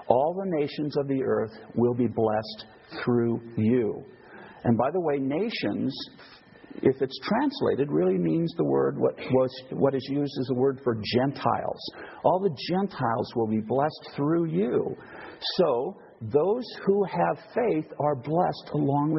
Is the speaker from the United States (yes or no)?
yes; United States; moved away; also born or lived in Idaho; I come from the United States